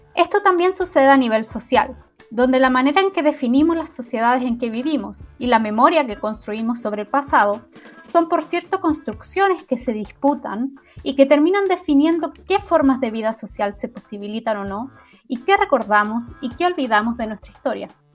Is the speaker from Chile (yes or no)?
yes; Chile; La historia del país de donde vengo, Chile